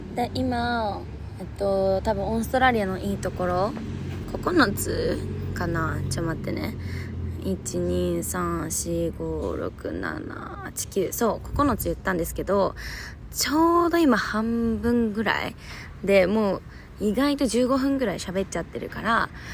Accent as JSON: {"language": "Japanese", "region": "Fukuoka", "country": "Japan", "tie": "born or raised there", "moved": "as an adult", "lives_now": "Melbourne, Australia", "said": "私の地元の福岡は16度だったんで"}